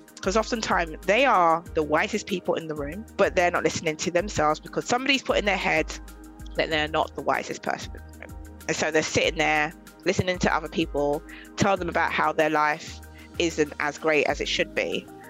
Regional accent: London, United Kingdom; I'm from Southeast London

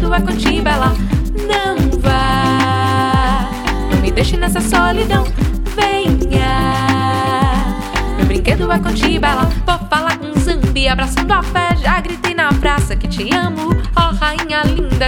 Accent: Bahia, Brazil; sou baiana, sou teropolitana, ainda vivo aqui nesse lugar

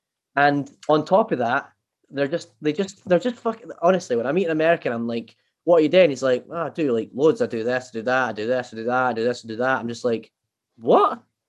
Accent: Scotland, United Kingdom; I'm Scottish.

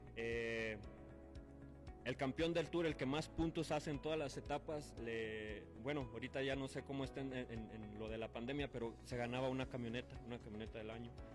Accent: Lagos de Moreno, Jalisco, Mexico; yo soy de Lagos de Moreno, de Lagos de Moreno, Jalisco

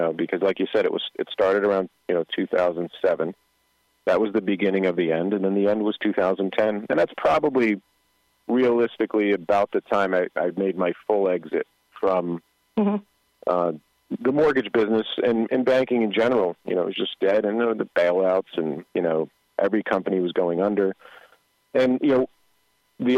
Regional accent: Paterson, New Jersey, United States; I grew up in Patterson, and we were, I hate to say poor, but we were rich in love

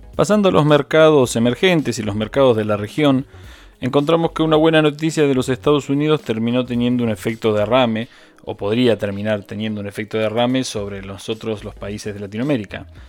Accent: Argentina

